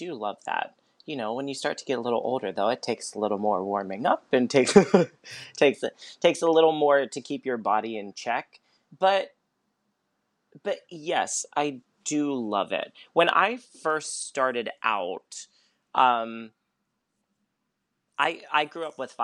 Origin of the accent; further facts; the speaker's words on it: Pittsburgh, Pennsylvania, United States; I grew up in Pittsburgh